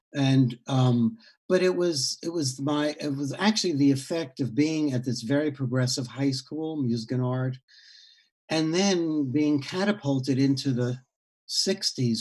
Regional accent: New York, United States; born or raised there; also born or lived in Heidelberg, Germany

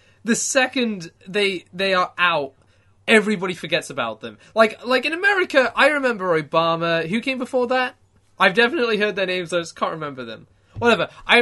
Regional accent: United Kingdom; I'm still British

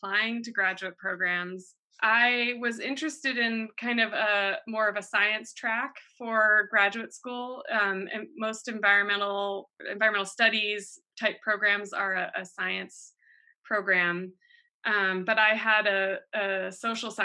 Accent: East Coast, United States; moved away as an adult; now in Watsonville, United States; I grew up on the East Coast and I came out to California for college

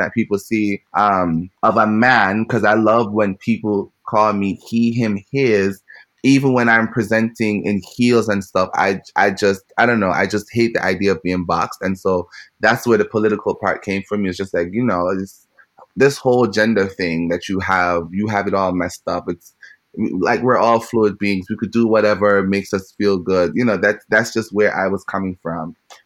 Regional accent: Jamaica; moved away as an adult; growing up in Jamaica

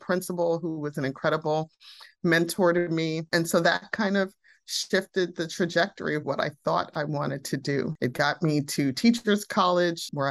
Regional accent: New York City, New York, United States; also born or lived in Barbados; I grew up on the Upper West Side of Manhattan for the most part, lived in my mother's family's home country of Barbados for a few years

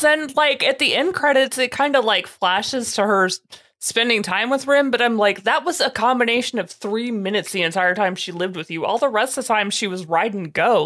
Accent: United States; I'm an American

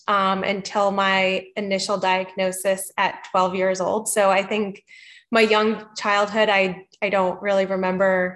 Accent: Northern New Jersey, United States; moved away as an adult; also born or lived in Pennsylvania / New York City; now in Charlotte, United States; I was born and raised in Northern New Jersey

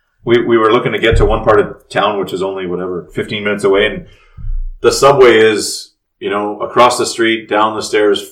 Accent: Canada; now in South Korea; Growing up in Canada, and I mean, we were in a small town that didn't have any subways or anything, only 100,000 people.

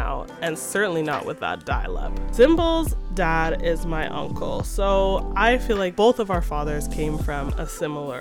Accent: suburbs west of Toronto, Ontario, Canada; I grew up in the suburbs

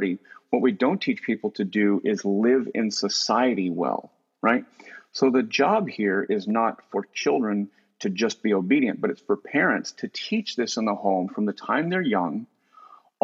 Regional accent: United States; growing up in America

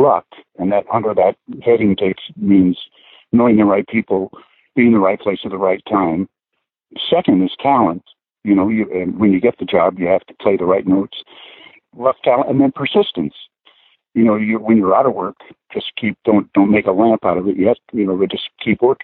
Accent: El Monte, California, United States; also born or lived in Las Vegas, Nevada; I grew up in El Monte, California, in a small town

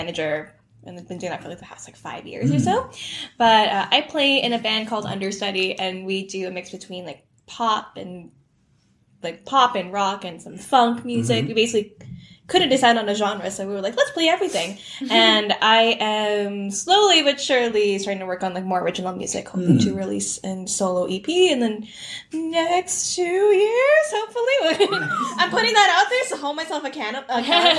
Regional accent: Toronto, Ontario, Canada; I grew up in Toronto, and I went to Etobicoke School of the Arts

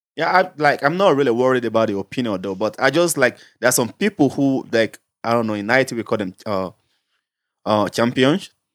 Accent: Nigeria; moved away; Being a Nigerian, holding a Nigerian passport

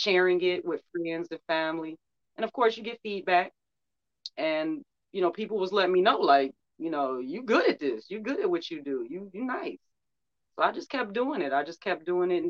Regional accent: Detroit, Michigan, United States; I'm from Detroit, I'm from Motown, so I had Motown playing all the time

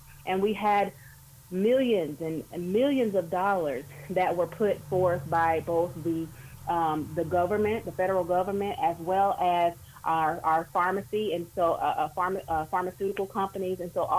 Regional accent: Brewton, Alabama, United States; accent: southern drawl; now in Columbus, United States; You may hear the southern drawl coming out of my voice, but I'm from Alabama, Brewton, Alabama, to be exact. And it's less than 2 hours away from Tuskegee.

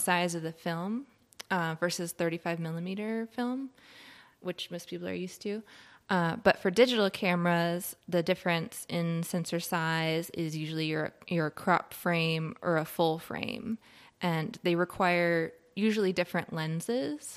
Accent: Richmond, Virginia, United States; moved away as an adult; now in Asheville, United States; So, I grew up in Richmond, Virginia, which is a very cool city

